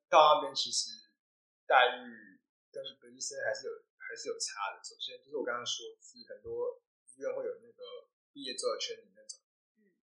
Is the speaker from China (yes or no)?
no; Taiwan; now in Australia; 我们在台湾长大